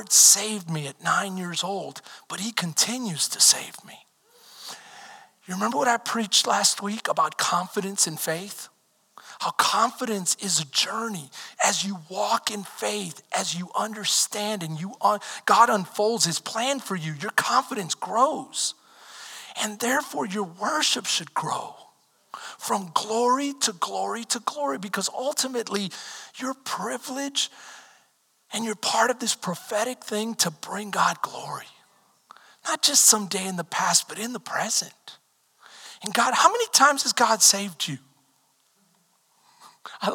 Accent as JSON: {"language": "English", "region": "Texas", "country": "United States", "said": "I'm from Texas. This is like my second time out of state."}